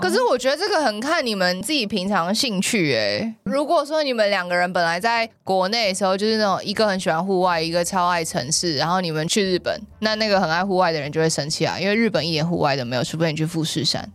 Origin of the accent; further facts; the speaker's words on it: Taipei, Taiwan; 我觉得从小都住在台北